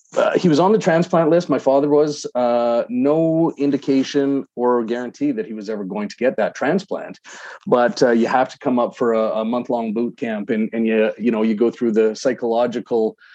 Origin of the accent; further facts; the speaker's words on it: Calgary, Alberta, Canada; now in Edmonton, Canada; Calgary, my hometown